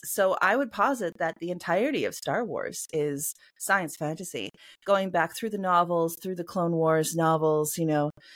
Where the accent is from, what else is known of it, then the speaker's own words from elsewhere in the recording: Canada; I am a Canadian cyberpunk and mythpunk author